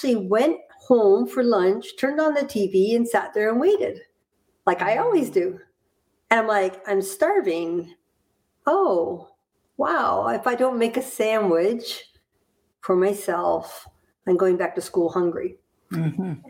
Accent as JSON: {"language": "English", "town": "Hamilton", "region": "Ontario", "country": "Canada", "tie": "born or raised there", "also_born_or_lived": "Florida / Burlington, Vermont", "moved": "yes", "said": "I was born in Hamilton, Ontario, in Canada."}